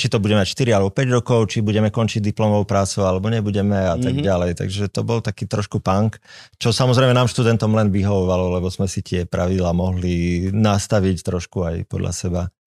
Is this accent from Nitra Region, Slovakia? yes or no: no; Košice, Košice Region, Slovakia; now in Bratislava, Slovakia; sme aj z Košic